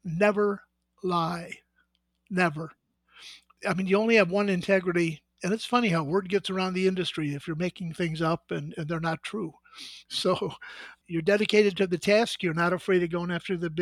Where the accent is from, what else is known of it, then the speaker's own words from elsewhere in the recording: Midwest, United States; moved away as an adult; now in California, United States; I was born and raised in the Midwest